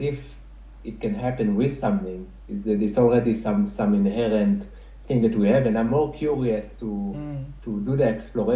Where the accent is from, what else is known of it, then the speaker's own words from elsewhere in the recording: Jerusalem, Jerusalem District, Israel; moved away; growing up in Jerusalem